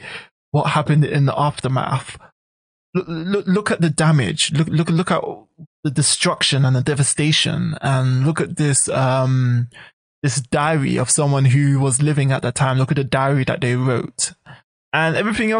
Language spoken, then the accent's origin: English; United Kingdom; now in Japan; UK national. That's British national